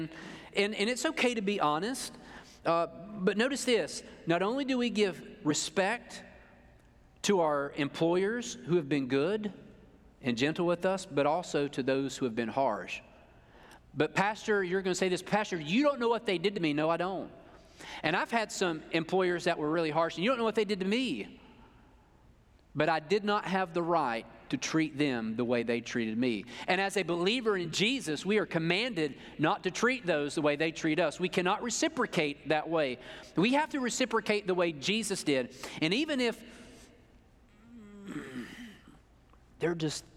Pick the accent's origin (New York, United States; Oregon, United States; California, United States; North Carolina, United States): North Carolina, United States; I am from North Carolina, and I went there